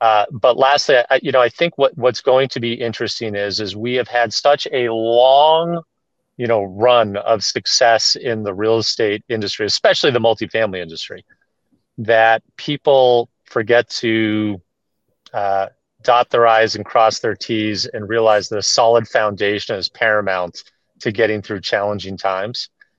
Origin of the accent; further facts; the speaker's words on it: Boston, Massachusetts, United States; You know, I'm a Bostonian, so well, I always try to, you know